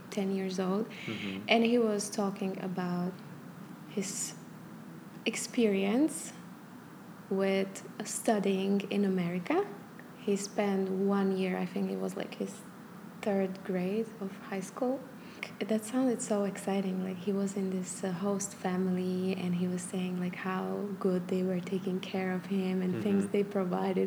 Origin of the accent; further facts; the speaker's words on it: Prešov, Prešov Region, Slovakia; moved away as an adult; also born or lived in Malta; I was born in Prešov, which is a small town, about 100,000 people